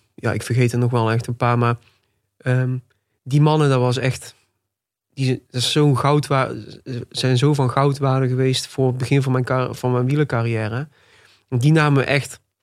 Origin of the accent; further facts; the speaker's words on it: Tilburg, North Brabant, Netherlands; Ik ben 26 jaar. En ik ben geboren en getogen in Tilburg. Nog steeds woonachtig ook